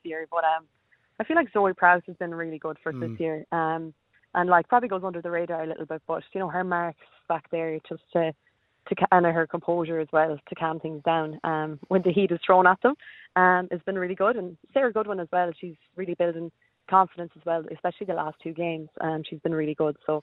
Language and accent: English; Bohola, Connacht, Ireland; now in Australia; we're from County Mayo. in a tiny little village